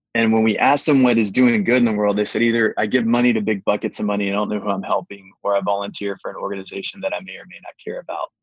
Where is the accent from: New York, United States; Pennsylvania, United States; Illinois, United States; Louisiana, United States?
Louisiana, United States; Baton Rouge; moved away; also born or lived in Atlanta; I was born in Baton Rouge